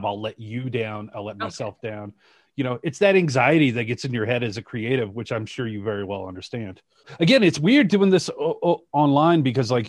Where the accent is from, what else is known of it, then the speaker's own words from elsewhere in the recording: Shreveport, Louisiana, United States; moved away as an adult; also born or lived in Colorado Springs, Colorado; I grew up in West Louisiana